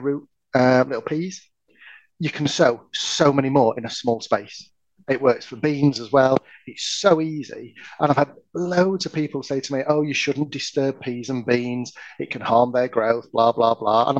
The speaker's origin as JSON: {"language": "English", "region": "Yorkshire and the Humber", "country": "United Kingdom", "said": "I don't speak French. I'm from Yorkshire"}